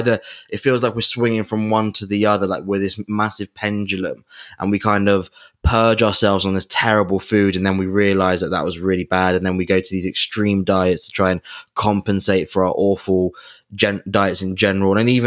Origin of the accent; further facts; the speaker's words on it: England, United Kingdom; we're both from England